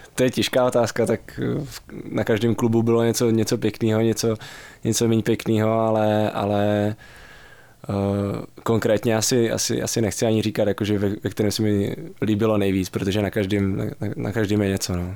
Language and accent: Czech; Přerov, Olomouc Region, Czechia; now in Pardubice, Czech Republic; jsem začal nějak pomalu chodit vlastně na fotbal u nás v Přerově, odkud pocházím